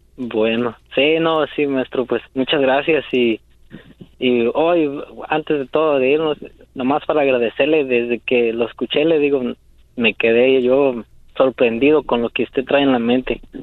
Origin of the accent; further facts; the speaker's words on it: Querétaro, Mexico; now in San Francisco, United States; yo soy de, de México, del estado de Querétaro